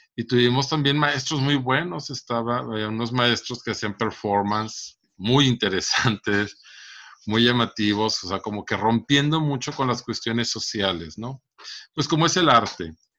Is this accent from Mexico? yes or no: yes; Monterrey, Nuevo León, Mexico; also born or lived in Santa Catarina; toda la vida he vivido aquí en Monterrey. En la zona sur, principalmente, es donde yo viví.